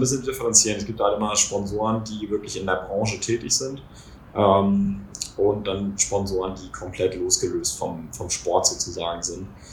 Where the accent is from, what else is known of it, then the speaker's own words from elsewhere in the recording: Kiel, Schleswig-Holstein, Germany; bei uns in Kiel